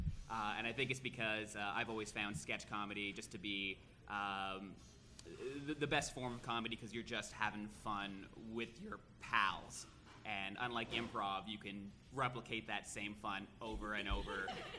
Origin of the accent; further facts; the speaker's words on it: Toronto, Ontario, Canada; I'm from Toronto, Canada.